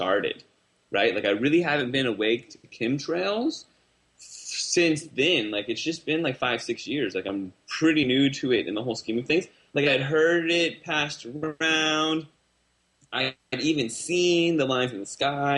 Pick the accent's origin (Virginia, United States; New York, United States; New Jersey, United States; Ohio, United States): Virginia, United States; Northern; moved away as an adult; now in California, United States; Grew up just outside Washington, D.C. in Northern Virginia